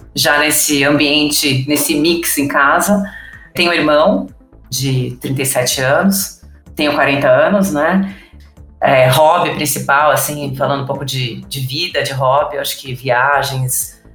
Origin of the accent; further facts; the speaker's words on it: São Paulo, Brazil; Nasci em São Paulo, sou natural, né, de São Paulo